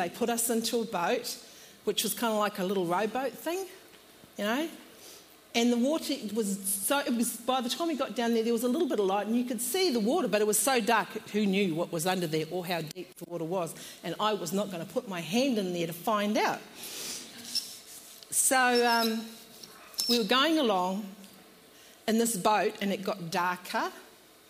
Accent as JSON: {"language": "English", "country": "New Zealand", "moved": "as an adult", "lives_now": "Australia", "said": "We come from New Zealand and we moved to Australia in 2008"}